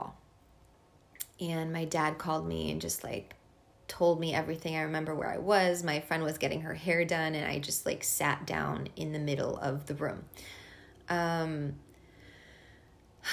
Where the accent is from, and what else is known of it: East Coast, United States; born or raised there; first language Hungarian; English is a second language; moved away as an adult; also born or lived in Boston / Hungarian household; now in San Francisco, United States